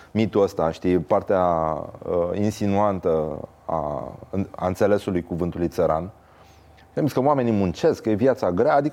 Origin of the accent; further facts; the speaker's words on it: Brăila, Brăila County, Romania; Uite știu ce față am și sunt și din Brăila.